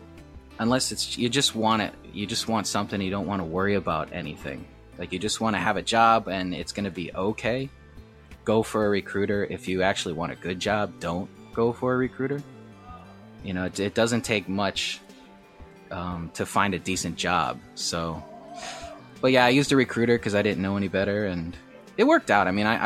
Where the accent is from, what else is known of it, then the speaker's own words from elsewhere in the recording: Michigan, United States; also born or lived in Eastern Seaboard; now in Mokpo, South Korea; I'm from America. I grew up in Michigan and all over the Eastern Seaboard.